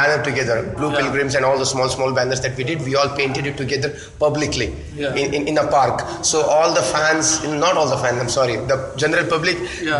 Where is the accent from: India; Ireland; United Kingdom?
India; I've ever felt as an Indian football fan.